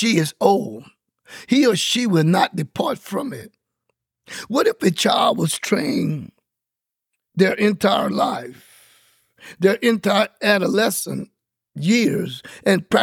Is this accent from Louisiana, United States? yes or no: yes; Louisiana, United States; I grew up in Louisiana from out of a Baptist community church